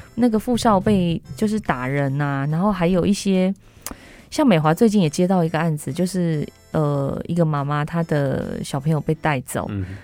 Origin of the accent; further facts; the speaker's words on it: Taiwan; 我们台湾人